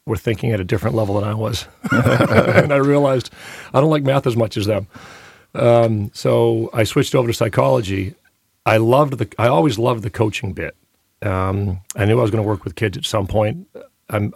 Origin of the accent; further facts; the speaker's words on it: Maine, United States; also born or lived in Leominster, Massachusetts; I was born in Massachusetts, actually, so I'll never be a Mainer